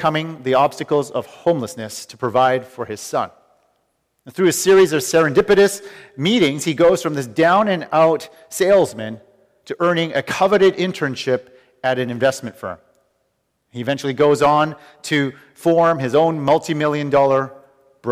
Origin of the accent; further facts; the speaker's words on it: Vancouver, British Columbia, Canada; moved away; the people I grew up with in Vancouver